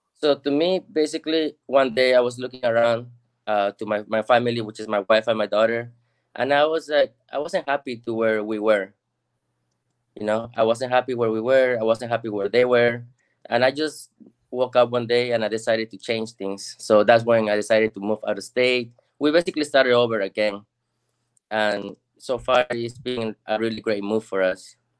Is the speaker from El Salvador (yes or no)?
no; Lima, Peru; now in Texas, United States; I'm originally from Lima, Peru.